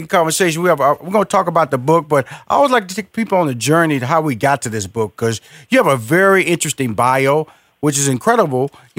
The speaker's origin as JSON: {"language": "English", "town": "Houston", "region": "Texas", "country": "United States", "said": "Everybody knows I'm from Houston, Texas."}